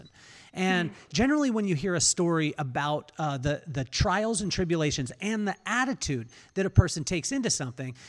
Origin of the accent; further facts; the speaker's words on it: Lompoc, California, United States; I came from Lompoc, California.